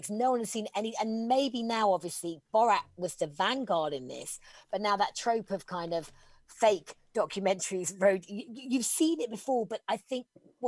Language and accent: English; England, United Kingdom; I'm incredibly proud as an English person